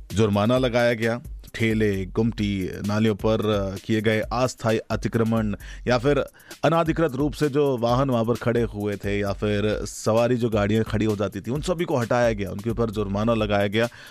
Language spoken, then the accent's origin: Hindi; India